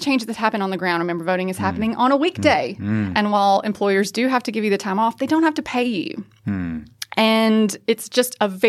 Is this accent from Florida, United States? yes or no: no; North Carolina, United States; North Carolina is something of a bellwether, and I don't say that just because I am from North Carolina.